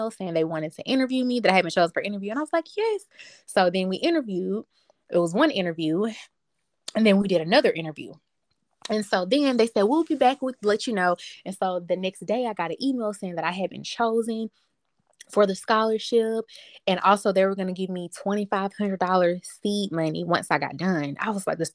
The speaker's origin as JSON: {"language": "English", "region": "the South", "country": "United States", "said": "I'm from the South"}